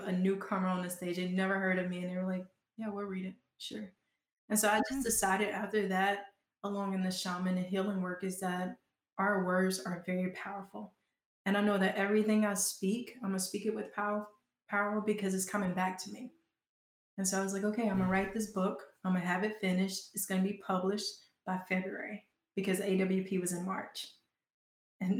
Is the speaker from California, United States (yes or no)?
no; Georgia, United States; accent: Southern; now in Portland, United States; I'm such a Southern girl. I don't know if y'all can hear my accent come out every now and then